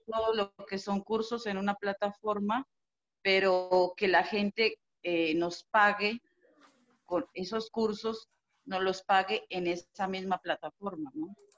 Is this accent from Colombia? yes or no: yes; Colombia; now in Mexico; yo vivo acá en México, pero soy colombiana